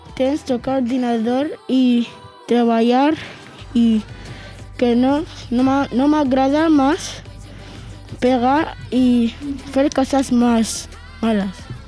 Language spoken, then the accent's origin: Catalan; Barcelona, Catalonia, Spain; soc de Barcelona